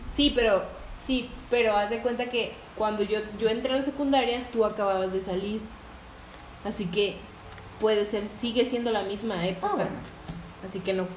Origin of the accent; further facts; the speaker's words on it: Tampico, Tamaulipas, Mexico; now in Guadalupe, Mexico; soy de Tampico. de la ciudad de Tampico, un puerto hermoso